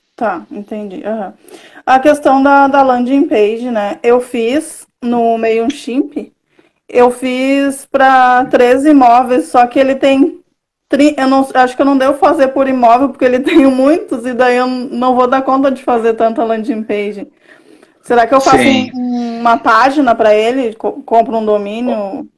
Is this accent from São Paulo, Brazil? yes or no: no; Caçapava do Sul, Rio Grande do Sul, Brazil; moved away as an adult; now in Porto Alegre, Brazil; Eu sou do, do interior do Rio Grande do Sul, né? De, nascida em Caçapava do Sul, mas atualmente eu moro em Porto Alegre.